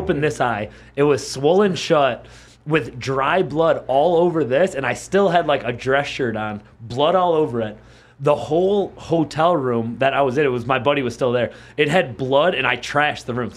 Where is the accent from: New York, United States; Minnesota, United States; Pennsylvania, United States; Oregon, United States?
New York, United States; Buffalo; where I grew up in Buffalo, we would go to Chippewa Street